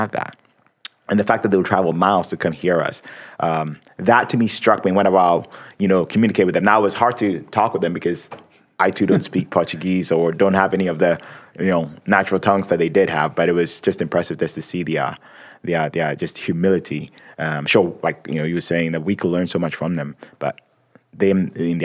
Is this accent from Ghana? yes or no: yes; Ghana; moved away; I grew up in Ghana